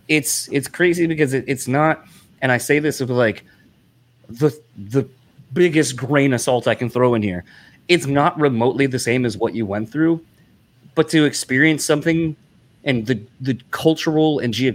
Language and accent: English; East Coast, United States; growing up on the East Coast, we were kind of close to like Philly.